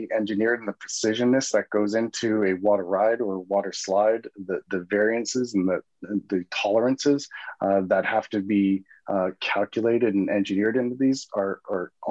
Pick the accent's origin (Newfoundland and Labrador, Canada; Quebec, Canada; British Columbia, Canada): British Columbia, Canada; Vancouver; a young boy growing up in Vancouver and going to Expo 86